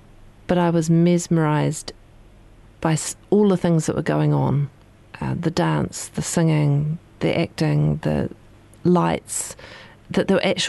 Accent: South Island, New Zealand; I grew up in the 70s, and I wasn't introduced and exposed growing up in the South Island to a lot of New Zealand artists

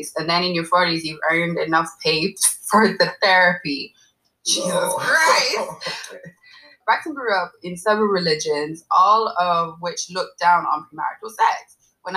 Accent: Ireland; half Nigerian, half Ghanaian. I grew up in Ireland

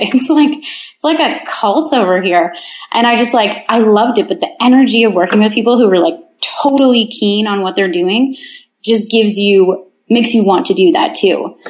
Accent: Kincardine, Ontario, Canada; moved away; I'm from Kincardine, Ontario. it's a town of 7,000 with a nuclear plant.

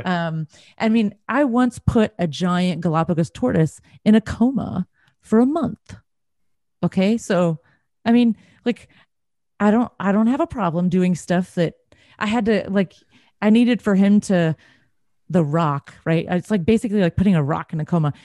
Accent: Texas, United States; I'm from Texas

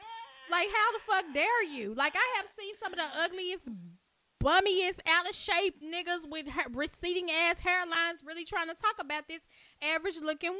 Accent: Dallas, Texas, United States; when you growing up in Oak Cliff

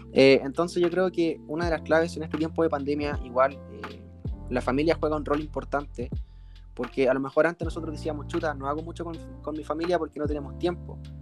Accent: Concepción, Biobío, Chile; soy de la ciudad de Concepción

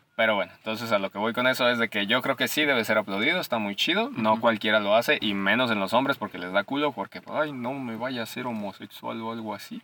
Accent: Mexico; Como buen mexicano

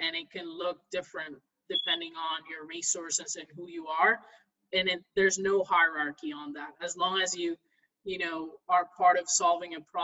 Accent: Ferguson, Missouri, United States; I'm from the Midwest in St. Louis, Missouri. So, I grew up right in Ferguson

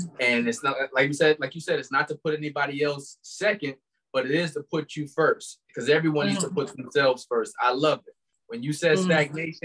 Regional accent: Albany, New York, United States

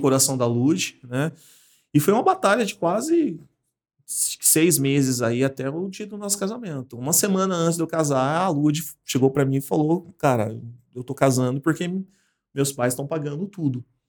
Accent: Martinópolis, São Paulo, Brazil; moved away as an adult; also born or lived in Águas de Lindóia; now in Paulínia, Brazil; Eu sou do interior de São Paulo, uma cidade chamada Martinópolis. E com 18 anos eu vim para São Paulo

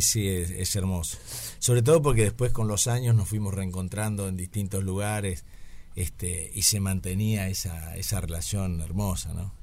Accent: Paraná, Entre Ríos, Argentina; nací en Paraná, en Entre Ríos

